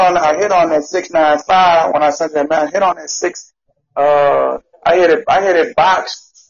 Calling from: Louisiana, United States

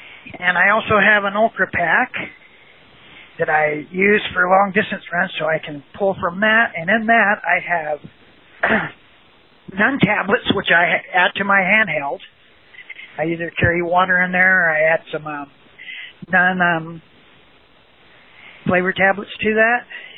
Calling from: Salt Lake City, Utah, United States; I am in Salt Lake City.

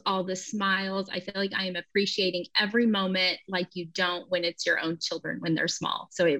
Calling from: Tulsa, Oklahoma, United States; So I'm joining you from Tulsa, Oklahoma.

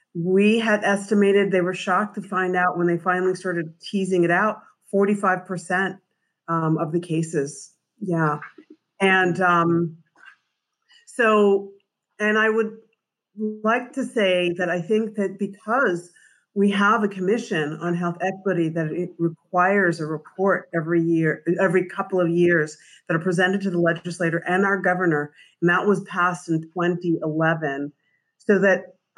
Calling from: Providence, Rhode Island, United States; So I'm calling from Providence, Rhode Island.

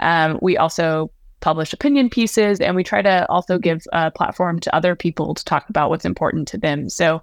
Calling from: Nashville, Tennessee, United States; I am in Nashville, Tennessee.

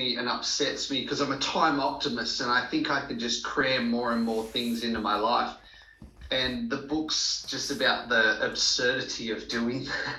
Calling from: Sydney, New South Wales, Australia; My office in Sydney. It's beautiful. It's sunny outside.

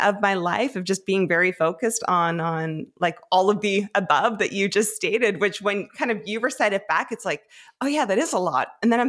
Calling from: Fredericton, New Brunswick, Canada; I am home in Fredericton, New Brunswick.

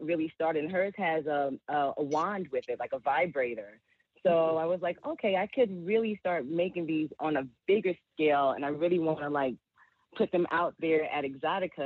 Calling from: Philadelphia, Pennsylvania, United States; I'm calling from Philadelphia.

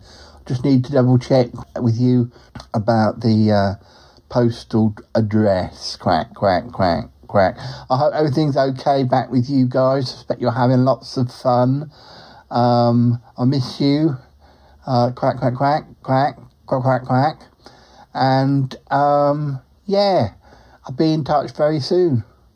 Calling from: Australia; Yes, I'm calling from Australia.

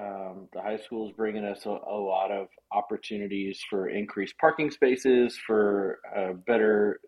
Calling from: Burney, Texas, United States; I am at our offices in Burney, about 10 minutes north of San Antonio.

